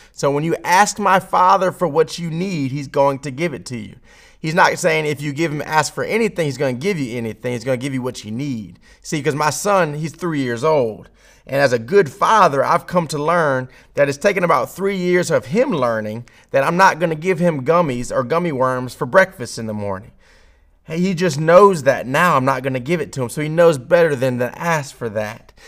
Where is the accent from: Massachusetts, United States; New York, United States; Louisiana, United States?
Louisiana, United States; Baton Rouge; someone who's born in Baton Rouge, Louisiana, in America